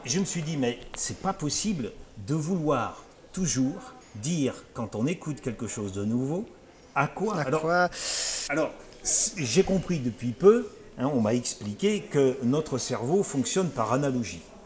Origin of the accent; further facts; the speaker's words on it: France; chez nous, chez nous, en France